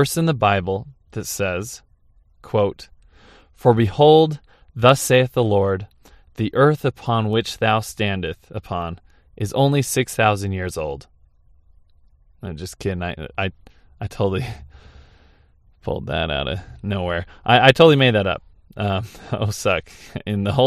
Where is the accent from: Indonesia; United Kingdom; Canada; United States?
United States; St. George, Utah; my hometown in St. George, Utah